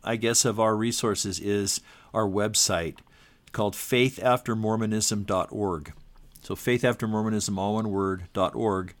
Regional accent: Southern California, United States; also born or lived in Utah; I was born in Utah, but, um, shortly after that, my family lived all around the West. And from third grade on, I grew up in Southern California

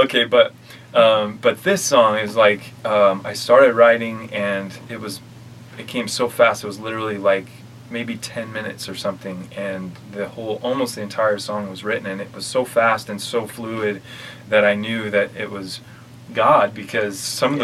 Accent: Kaysville, Utah, United States; also born or lived in Orlando, Florida; I grew up in Utah

